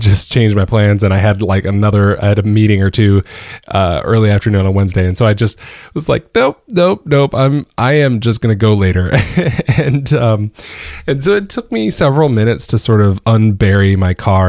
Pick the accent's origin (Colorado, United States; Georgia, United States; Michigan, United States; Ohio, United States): Georgia, United States; now in Northern Virginia, United States; born and raised in Georgia